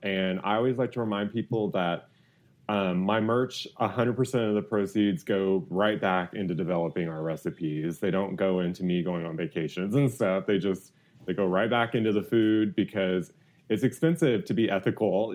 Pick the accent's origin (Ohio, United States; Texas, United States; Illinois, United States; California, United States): Texas, United States; Houston; I grew up in Houston